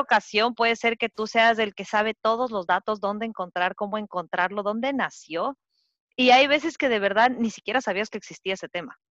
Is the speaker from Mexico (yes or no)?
no; Quito, Pichincha, Ecuador; moved away as an adult; also born or lived in Florida; now in Pennsylvania, United States; hace unos dos años vine a vivir a Estados Unidos, soy quiteña